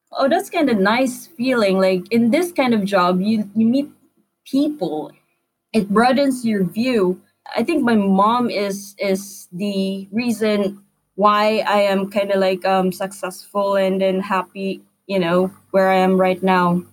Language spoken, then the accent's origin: English; Philippines; moved away as an adult; now in Brighton, United Kingdom; Being a Filipino, we have a good community here in Brighton